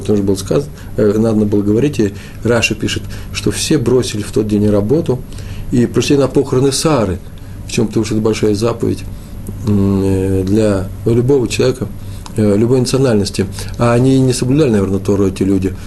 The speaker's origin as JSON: {"language": "Russian", "country": "Russia", "said": "я из России"}